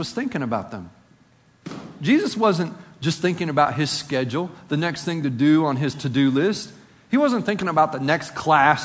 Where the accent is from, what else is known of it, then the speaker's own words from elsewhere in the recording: Appalachia, United States; accent: Appalachian; my Appalachian accent